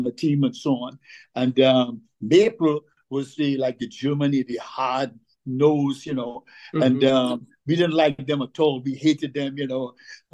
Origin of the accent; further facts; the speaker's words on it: St. James, Port of Spain, Trinidad & Tobago; We grew up in St. James